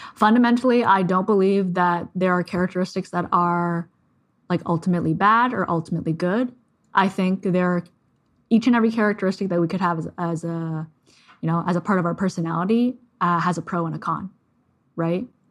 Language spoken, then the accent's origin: English; Canada; I'm Canadian